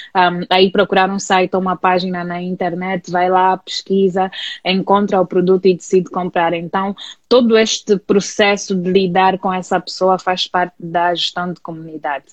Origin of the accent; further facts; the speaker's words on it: Luanda, Luanda Province, Angola; sou natural de Luanda e vivo aqui desde que nasci.